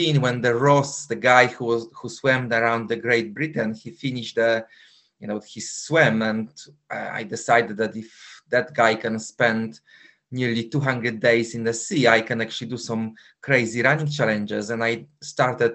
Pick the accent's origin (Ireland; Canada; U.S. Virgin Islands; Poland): Poland; English is a second language; moved away as an adult; now in London, United Kingdom; Originally, I'm from Poland, but for the past 21 years, I actually live in London